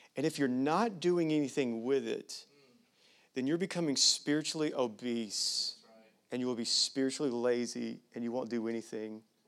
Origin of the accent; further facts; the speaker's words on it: United States; I'm as American as they come.